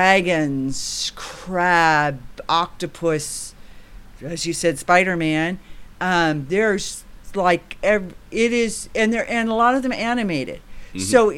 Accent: San Jose, California, United States; We're from San Jose, California. So we're just south of San Francisco.

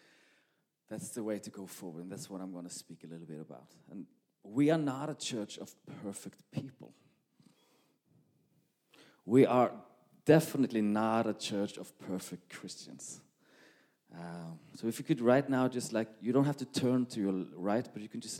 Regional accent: Norway; English is a second language; moved away as an adult; now in Malmö, Sweden; English is not my first language, but you will probably understand me anyway. I'm Norwegian

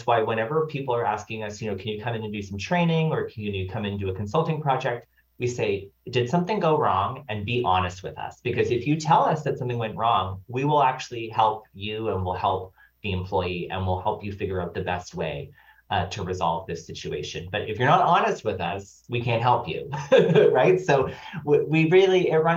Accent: Nova Scotia, Canada; I'm from Nova Scotia

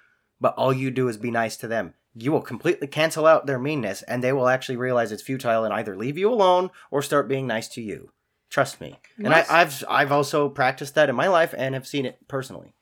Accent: Spokane, Washington, United States; also born or lived in Idaho; Spokane, where I'm from

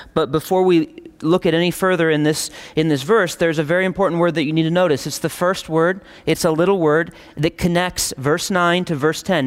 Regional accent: United States; us as contemporary American Christians

